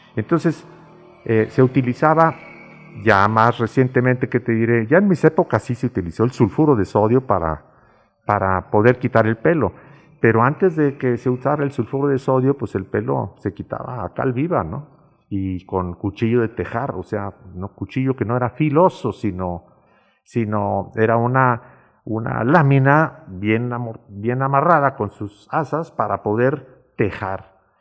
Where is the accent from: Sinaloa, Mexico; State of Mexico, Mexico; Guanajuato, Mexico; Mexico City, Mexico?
Guanajuato, Mexico; Calle Sol; la casa de mis padres estaba del otro lado del parque, en la calle Sol